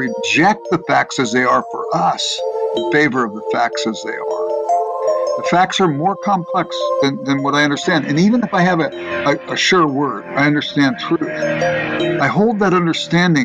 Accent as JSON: {"language": "English", "town": "Los Angeles", "region": "California", "country": "United States", "tie": "born or raised there", "said": "I grew up in Los Angeles"}